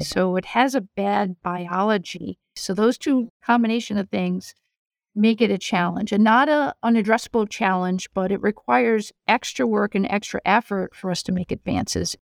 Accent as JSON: {"language": "English", "region": "Rhode Island", "country": "United States", "tie": "born or raised there", "also_born_or_lived": "Ann Arbor, Michigan / North Carolina", "moved": "as an adult", "lives_now": "New York, United States", "said": "I grew up in Rhode Island, in an academic family."}